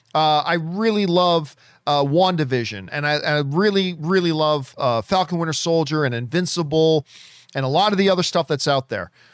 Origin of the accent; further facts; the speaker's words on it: Hamilton, Ontario, Canada; I'm from Hamilton, Ontario